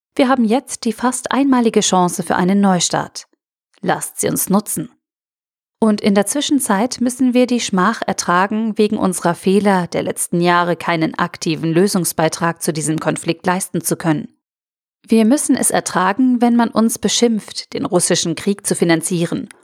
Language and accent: German; Germany; wir als Deutsche